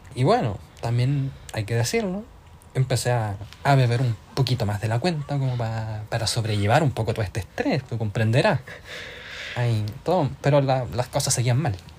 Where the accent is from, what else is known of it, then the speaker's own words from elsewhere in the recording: Tomé, Biobío, Chile; now in Ireland; soy de Concepción, en el sur de Chile. En realidad soy de Tomé, que queda al ladito de Concepción. Y actualmente me encuentro viviendo en Irlanda.